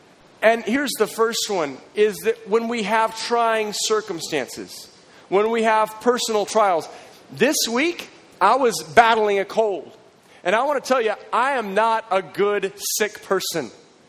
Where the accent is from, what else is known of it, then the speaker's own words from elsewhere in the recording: Texas, United States; now in Waco, United States; And I don't talk in an accent, you know, even though I'm from Texas, no one ever says you have an accent